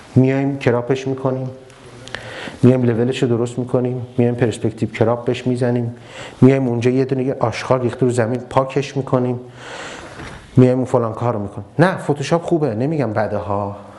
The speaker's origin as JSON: {"language": "Persian", "town": "Ahvaz", "region": "Khuzestan", "country": "Iran", "tie": "born or raised there", "moved": "as an adult", "lives_now": "Tehran, Iran", "said": "من از اهواز اومدم تهران من بچه اهوازم"}